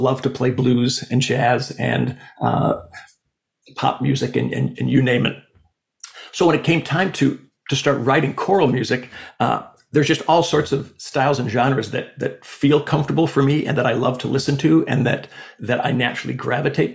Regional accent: Sioux Falls, South Dakota, United States; growing up in Sioux Falls, South Dakota, it's not necessarily a hotbed of compositional activity

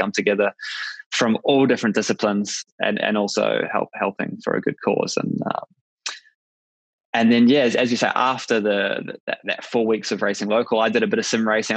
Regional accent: New Zealand; as a Kiwi

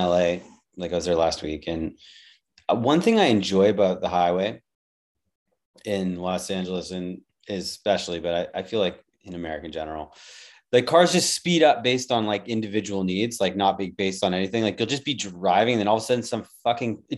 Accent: Vancouver, British Columbia, Canada; I'm from Vancouver.

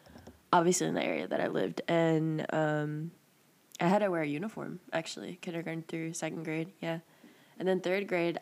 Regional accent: New York, United States; moved away; I'm also from New York

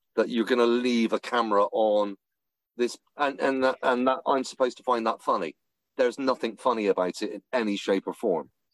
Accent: England, United Kingdom; I'm English.

